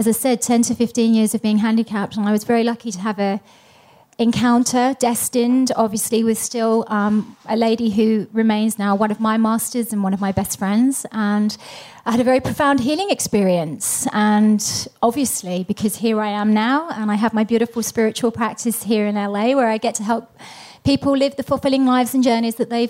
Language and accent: English; London, United Kingdom; moved away; I was born in London, England